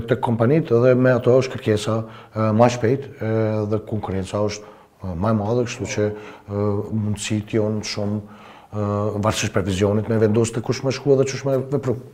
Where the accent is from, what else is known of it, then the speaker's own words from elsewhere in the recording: Kosovo; si Kosovar, edhe na si Shqiptarët, si shqiptar